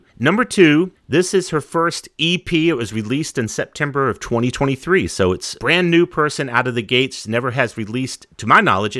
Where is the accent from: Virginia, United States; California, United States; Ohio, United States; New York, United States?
Virginia, United States; even though we're from Virginia